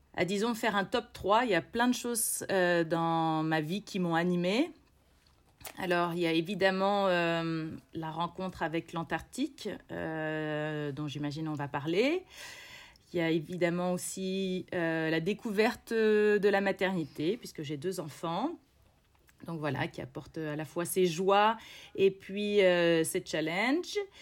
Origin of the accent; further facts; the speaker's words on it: Bourges, Centre-Val de Loire, France; moved away as an adult; also born or lived in Quebec, Canada; now in Chile; j'ai grandi dans le Berry, euh, je, suis, euh, je suis née juste à côté de Bourges et j'ai, euh, passé mes 17 premières années